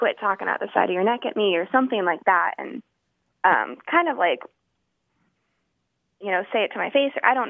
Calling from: Denver, Colorado, United States; also born or lived in Waco, Texas; I'm calling from Denver, Colorado.

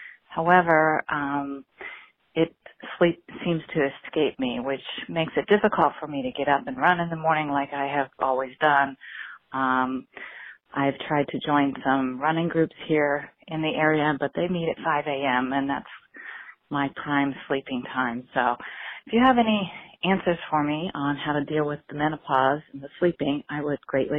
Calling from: Columbus, Ohio, United States; I'm calling from Columbus, Ohio.

